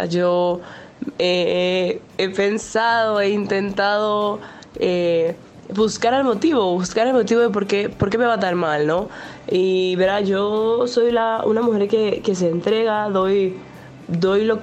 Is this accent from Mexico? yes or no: no; Venezuela; now in Chicago, United States; Le hablo desde Chicago. Soy una mujer venezolana.